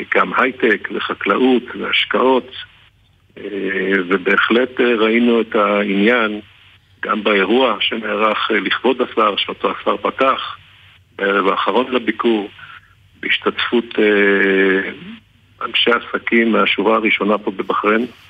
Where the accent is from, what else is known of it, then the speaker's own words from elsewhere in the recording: Haifa, Haifa District, Israel; אנחנו שנינו חיפאים